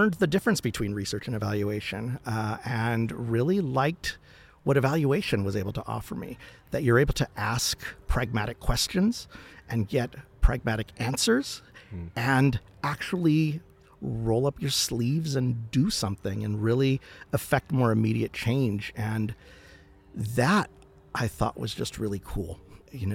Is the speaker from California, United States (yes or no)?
yes; Los Angeles, California, United States; I was born and raised in East Los Angeles